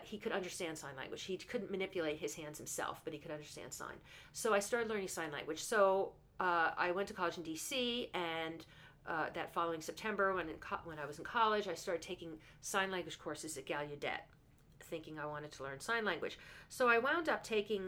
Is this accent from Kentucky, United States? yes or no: no; New Jersey, United States; I'm from New Jersey